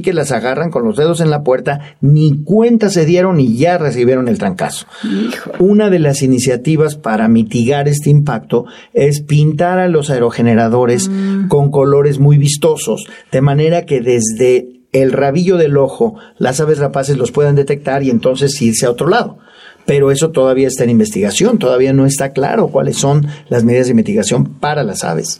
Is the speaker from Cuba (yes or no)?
no; Mexico; nosotros como ciudadanos mexicanos